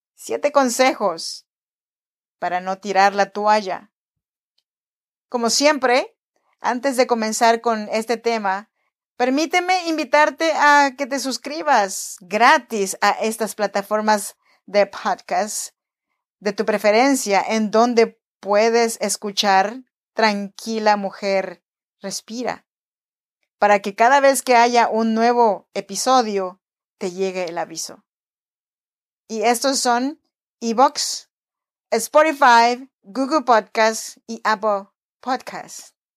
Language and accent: Spanish; Oaxaca, Mexico; born or raised there; now in Sacramento, United States